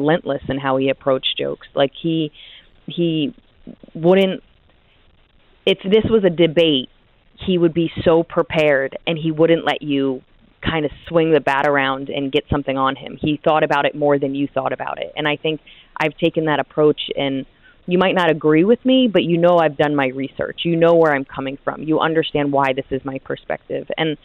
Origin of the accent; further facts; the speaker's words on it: New Jersey, United States; I grew up in New Jersey, which is right next to New York.